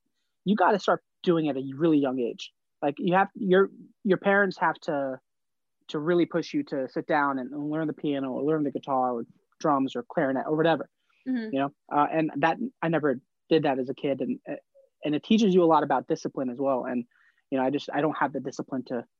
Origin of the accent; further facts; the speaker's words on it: New Jersey, United States; growing up in Jersey